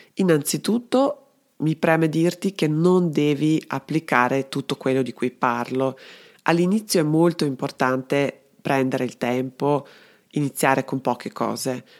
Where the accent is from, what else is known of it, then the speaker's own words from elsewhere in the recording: Belgrade, Serbia; moved away as an adult; now in Trento, Italy; Sono dunque serbo-italiana, sono nata a Belgrado e vivo a Trento da tantissimi anni ormai